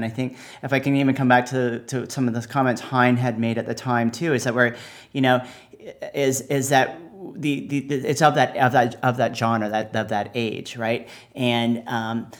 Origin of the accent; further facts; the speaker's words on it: Canada; I come from Canada